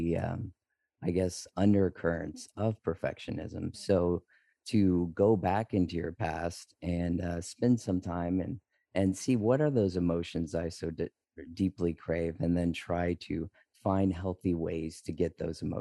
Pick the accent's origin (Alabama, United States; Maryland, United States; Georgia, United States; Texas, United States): Texas, United States; now in St. Croix, U.S. Virgin Islands; I'm originally from Texas, but right now we're living in St. Croix.